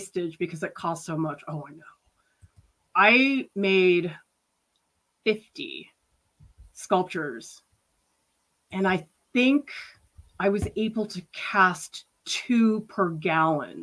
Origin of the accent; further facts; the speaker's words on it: Boston, Massachusetts, United States; where I grew up in Boston